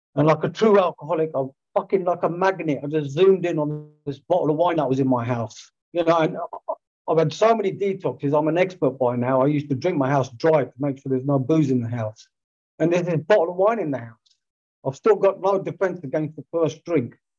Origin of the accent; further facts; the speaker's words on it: Greenford, London, United Kingdom; my hometown, Greenford